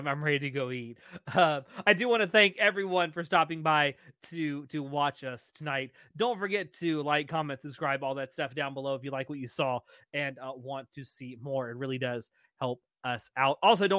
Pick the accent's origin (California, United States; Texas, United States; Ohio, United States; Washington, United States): Texas, United States; And I'm from Texas.